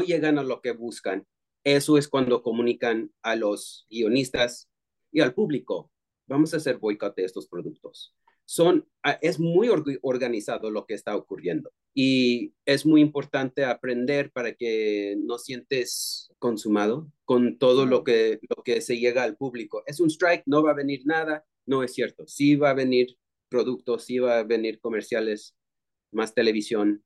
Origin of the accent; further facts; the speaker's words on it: Texas, United States; moved away as an adult; also born or lived in California; now in Los Angeles, United States; soy bilingüe latino de Texas. Eh, llegué a California eh, ya hace 14 años